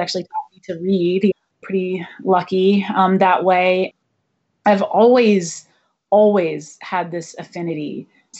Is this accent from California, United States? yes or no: no; Ann Arbor, Michigan, United States; I grew up in Ann Arbor, Michigan